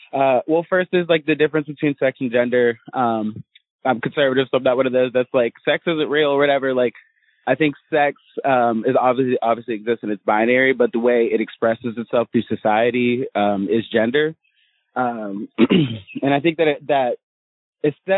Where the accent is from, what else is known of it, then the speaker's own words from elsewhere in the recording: Interlachen, Florida, United States; I'm from Florida. I'm from a teeny tiny town called Interlochen